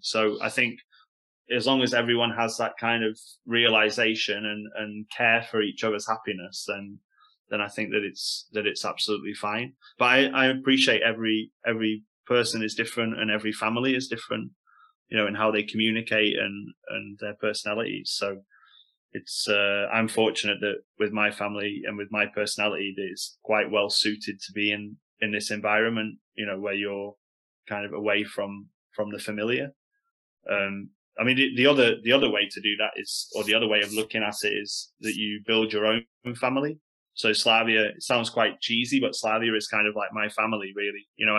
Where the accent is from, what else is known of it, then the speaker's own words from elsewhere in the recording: Stoke-on-Trent, West Midlands, United Kingdom; accent: Stoke; moved away as an adult; when I first went to China as a British person, you know, you open your mouth and you have like a British accent. My accent's a little bit different now, but at the start, you know, I had a big Stokey accent.